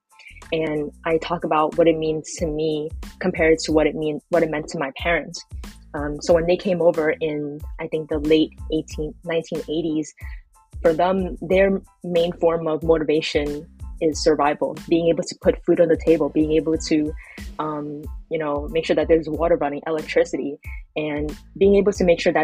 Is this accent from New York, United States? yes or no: yes; New York City, New York, United States; I'm based in Brooklyn, New York, in the United States, and I was born and raised here